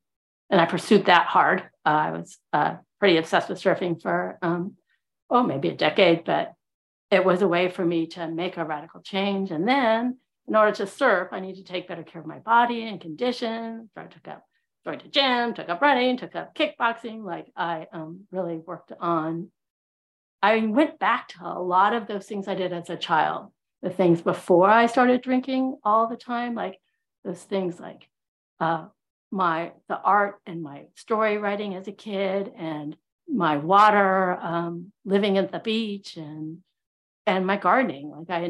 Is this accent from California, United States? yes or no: yes; California, United States; also born or lived in Houston, Texas; And I grew up in Southern California and Houston, Texas. So like totally y'all, and a little Northern California, hella. So yeah, me and my accent.